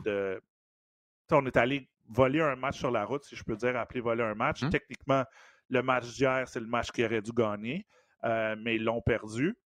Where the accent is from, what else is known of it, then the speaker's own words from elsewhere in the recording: Montreal, Quebec, Canada; dans ma cour d'école à côté de chez nous à Verdun